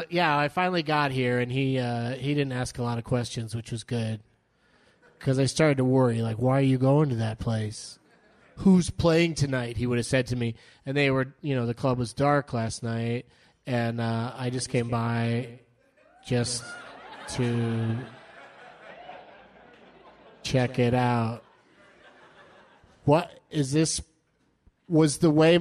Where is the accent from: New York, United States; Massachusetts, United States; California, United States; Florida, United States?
California, United States; San Diego; moved away; I grew up in San Diego